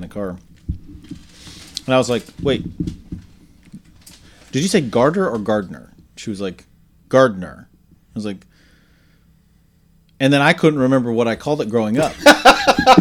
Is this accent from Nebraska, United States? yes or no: yes; Nebraska, United States; I grew up in Nebraska